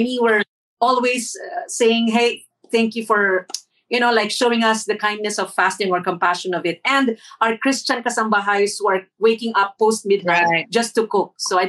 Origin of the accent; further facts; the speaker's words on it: Marawi, Lanao del Sur, Philippines; also born or lived in Saudi Arabia; Well, growing up in Saudi, champagne in the parks, we would go to the parks near the waters, the Nile, this blue sea of Saudi. And in Marawi, ma'am, it's really going into a mosque and being with the community